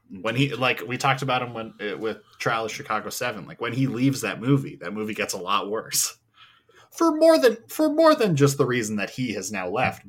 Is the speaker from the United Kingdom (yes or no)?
no; Edmonton, Alberta, Canada; I'm from Edmonton, we have the Edmonton Oilers. I get like, yeah, I'm from Edmonton.